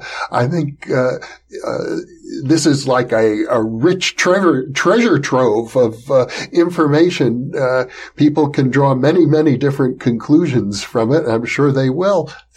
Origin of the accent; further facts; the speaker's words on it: United States; growing up in the United States